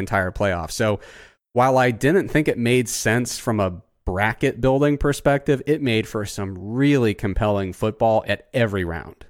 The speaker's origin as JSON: {"language": "English", "region": "Southern Ohio", "country": "United States", "tie": "born or raised there", "said": "I grew up in Southern Ohio"}